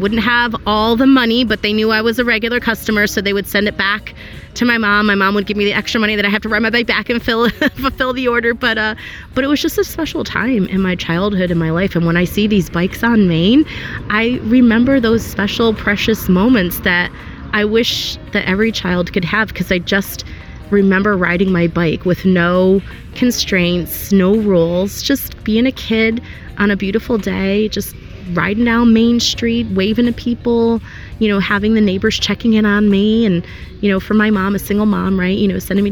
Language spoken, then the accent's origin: English; Wethersfield, Connecticut, United States; I am a resident of Wethersfield. I grew up here